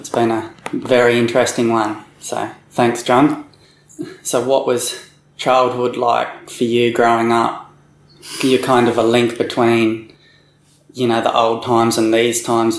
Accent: Nambucca Valley, New South Wales, Australia; moved away; I come back up to Nambucca Valley, which is where I come from

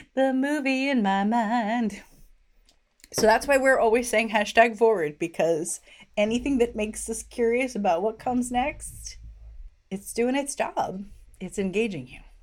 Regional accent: Washington, District of Columbia, United States; my hometown

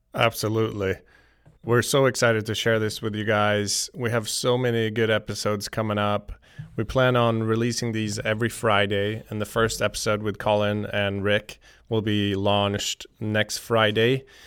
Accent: just outside Stockholm, Stockholm County, Sweden; moved away; I'm originally from Sweden, uh, just outside Stockholm. I grew up playing all kinds of sports

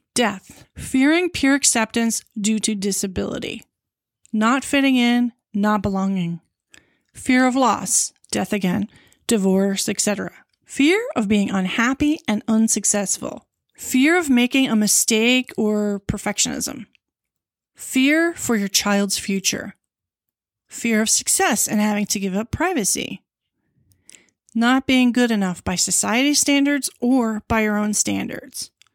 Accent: Long Island, New York, United States; I was born in New York City, and moved to Long Island, where, when I was six.

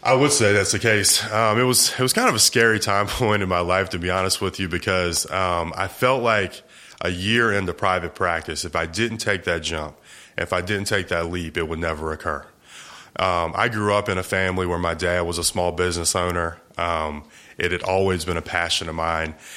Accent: Eastern Shore of Virginia, United States; moved away as an adult; now in Jacksonville, United States; I was, uh, originally born and raised in Virginia, a small little peninsula called the Eastern Shore of Virginia.

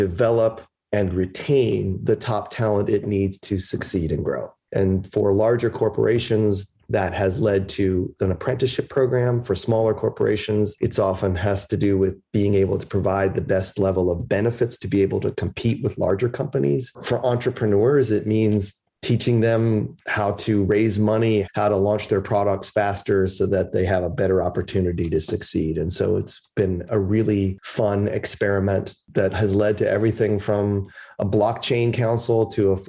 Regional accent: Chicago, Illinois, United States; also born or lived in Philadelphia; now in Washington, United States; Chicago, which is where I was born in 62

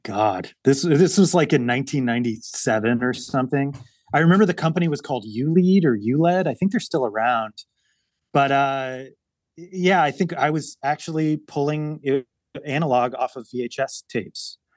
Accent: Baton Rouge, Louisiana, United States; now in California, United States; I grew up in, uh, Louisiana, in Baton Rouge, Louisiana

